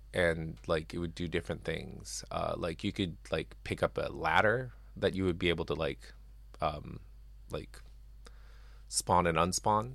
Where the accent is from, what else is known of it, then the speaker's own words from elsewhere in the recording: Japan; I grew up in Japan